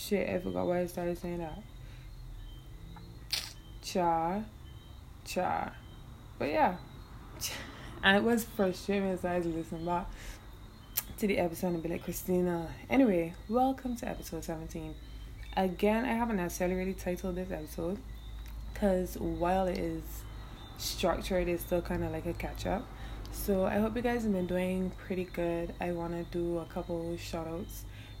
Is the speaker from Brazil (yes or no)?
no; Barbados; accent: Bajan; I am Bajan, yes, and while I love to speak in my hometown accent